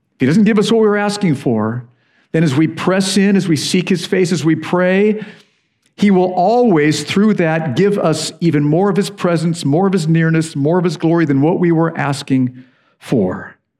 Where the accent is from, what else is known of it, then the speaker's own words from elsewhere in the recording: United States; now in United Kingdom; I'm an American